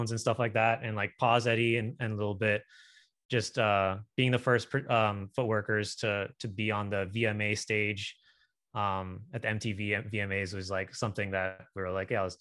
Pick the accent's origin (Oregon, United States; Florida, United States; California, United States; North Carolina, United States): California, United States; Sacramento; moved away as an adult; now in Atlanta, United States; I'm from Sacramento, California, but I actually live in Atlanta.